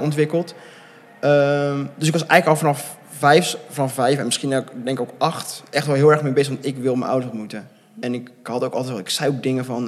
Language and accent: Dutch; near Gouda, South Holland, Netherlands; also born or lived in Bogotá, Colombia; opgegroeid in de buurt van Gouda.